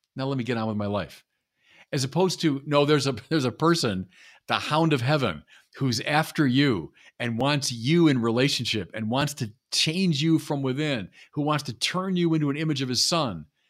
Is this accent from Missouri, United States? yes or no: no; Chicago, Illinois, United States; moved away; I'm from Chicago